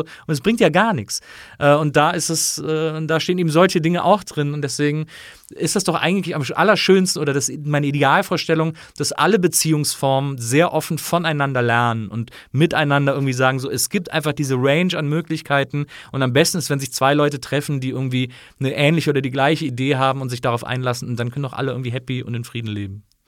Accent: Rhineland, Germany; moved away; ich bin ja im Rheinland aufgewachsen

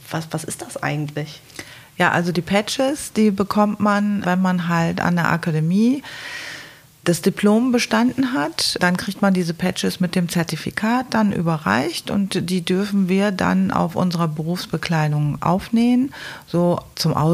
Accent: Duisburg, North Rhine-Westphalia, Germany; now in Aachen, Germany; weil ich komme aus Duisburg und Aachen ist eine andere Welt.

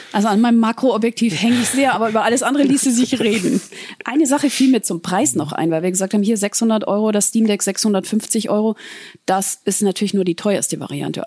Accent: Southern Germany, Germany; moved away; ich komme aus dem Süden, das heißt, ich muss oft sieben Stunden äh, ins Allgäu fahren

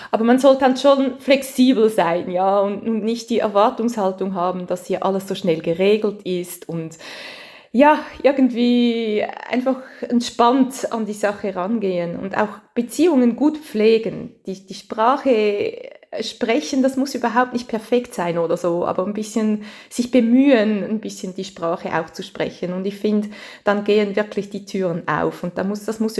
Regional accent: Switzerland; accent: Swiss German; now in France; Ich habe immer so einen Schweizer Dialekt

